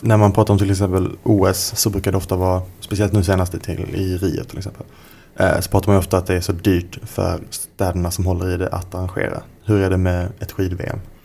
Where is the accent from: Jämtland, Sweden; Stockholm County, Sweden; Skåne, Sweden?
Skåne, Sweden; Jag kommer ju från Skåne, som man kanske hör.